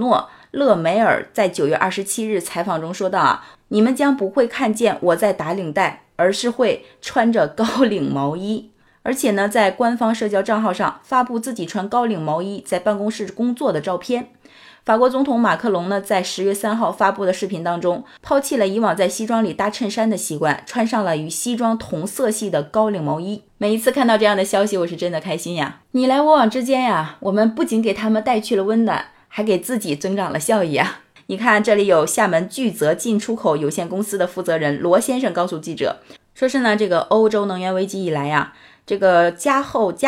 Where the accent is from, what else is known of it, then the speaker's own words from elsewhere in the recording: China; also born or lived in Tianjin; 就是我们中国人常见常说的那个光腿神器。